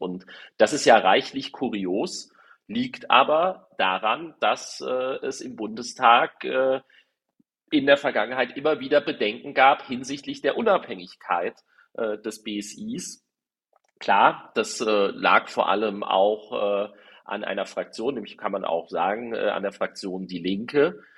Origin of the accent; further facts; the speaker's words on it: Darmstadt-Dieburg district, Hesse, Germany; hier im Landkreis Darmstadt-Dieburg gab es das auch, äh, wo ich herkomme